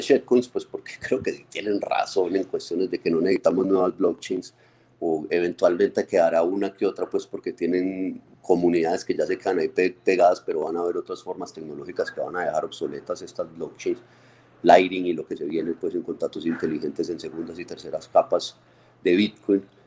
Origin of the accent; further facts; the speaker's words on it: Medellín, Antioquia, Colombia; nuestra tierra en Medellín